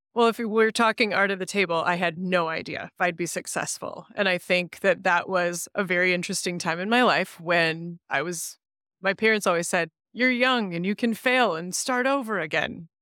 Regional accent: Grand Rapids, Michigan, United States; I was born elsewhere, but I c, consider myself a Grand Rapidian. I grew up right here

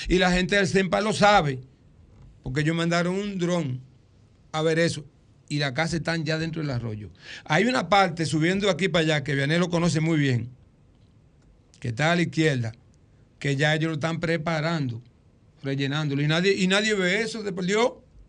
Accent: Dominican Republic; el cocal de Luis, que era mi abuelo, donde yo nací.

